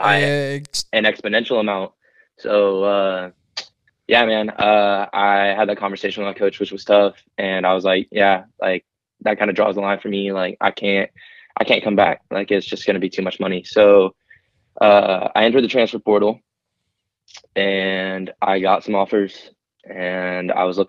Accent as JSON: {"language": "English", "town": "Lakeland", "region": "Florida", "country": "United States", "tie": "born or raised there", "said": "growing up in Polk County, Lakeland"}